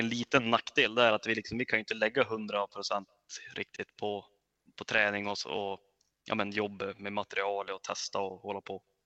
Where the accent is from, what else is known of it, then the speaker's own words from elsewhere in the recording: Örnsköldsvik, Västernorrland County, Sweden; jag kom från Övik